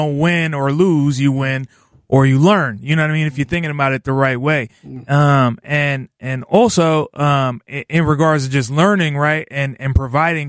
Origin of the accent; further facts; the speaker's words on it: Oakland, California, United States; being a kid who's from East Oakland